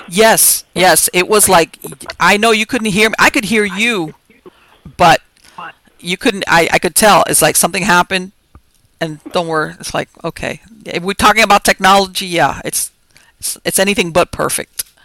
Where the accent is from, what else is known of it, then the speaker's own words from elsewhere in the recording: Miami, Florida, United States; I was born and raised here in Miami